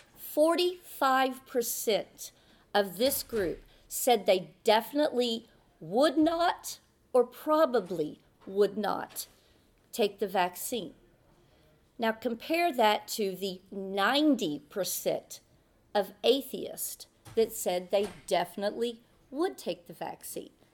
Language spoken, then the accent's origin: English; Texas, United States; Texas, my home state